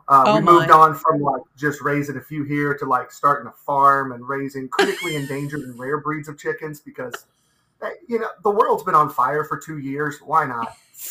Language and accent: English; Meigs County, Ohio, United States; also born or lived in Athens, Ohio; I grew up in Meigs County. I graduated from Meigs High School back in 2002.